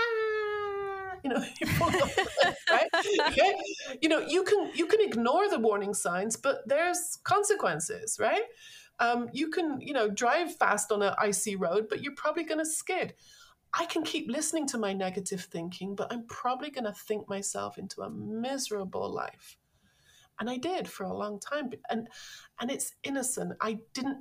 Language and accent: English; London, United Kingdom; I grew up, I'm from London.